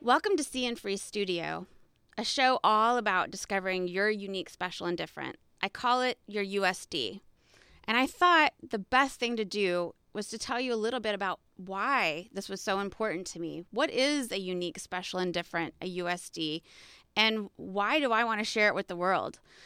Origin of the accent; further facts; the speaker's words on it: Texas, United States; I'm from Texas